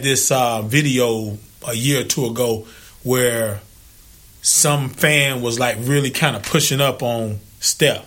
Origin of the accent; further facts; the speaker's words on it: Zebulon, North Carolina, United States; I was born in North Carolina.